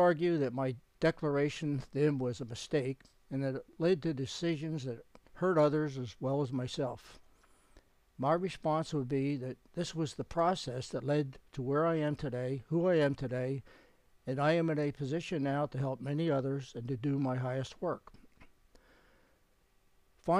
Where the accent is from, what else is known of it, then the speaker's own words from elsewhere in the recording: Philadelphia, Pennsylvania, United States; I had been born and raised in the Faith Tabernacle congregation in Philadelphia